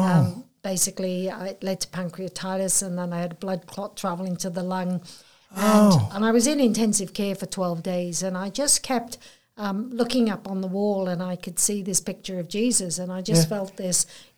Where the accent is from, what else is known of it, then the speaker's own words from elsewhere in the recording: Wales, United Kingdom; accent: Welsh; moved away as an adult; now in Port Macquarie, Australia; So my accent is Welsh. So, I came over from Wales when I was 18.